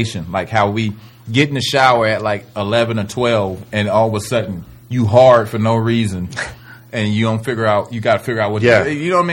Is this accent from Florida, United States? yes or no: yes; Miami, Florida, United States; I'm from Miami